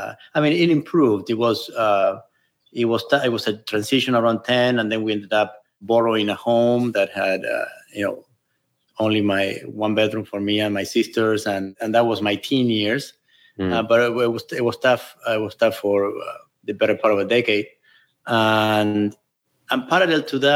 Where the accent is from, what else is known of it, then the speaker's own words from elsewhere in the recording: Buenos Aires, Argentina; moved away as an adult; now in California, United States; I grew up in Buenos Aires